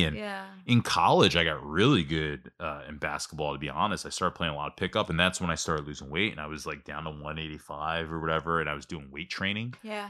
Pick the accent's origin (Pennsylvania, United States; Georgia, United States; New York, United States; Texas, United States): Pennsylvania, United States; Ambler; I'm not from Whitpain. I'm from Ambler, but Ambler doesn't have a soccer league.